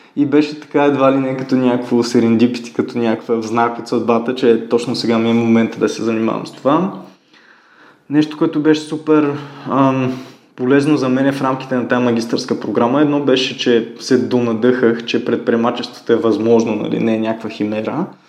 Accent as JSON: {"language": "Bulgarian", "town": "Ruse", "region": "Ruse Province", "country": "Bulgaria", "tie": "born or raised there", "said": "ходих по разни школи в Русе, откъдето съм родом"}